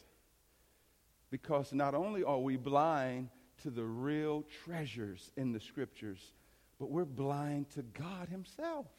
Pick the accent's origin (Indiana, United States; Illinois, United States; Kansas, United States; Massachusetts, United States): Illinois, United States; East St. Louis; growing up in East St. Louis